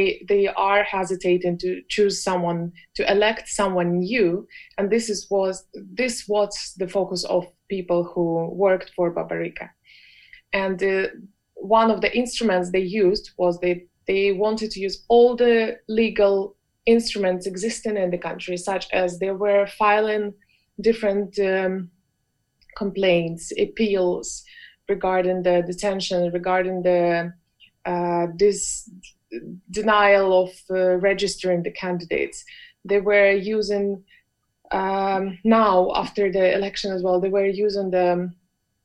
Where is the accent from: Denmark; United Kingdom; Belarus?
Belarus; I grew up in Belarus